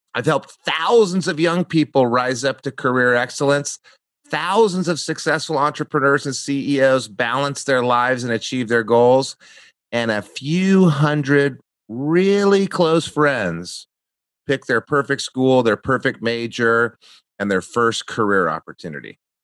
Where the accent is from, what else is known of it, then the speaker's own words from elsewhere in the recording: New Mexico, United States; moved away as an adult; also born or lived in Santa Barbara, California; I grew up in New Mexico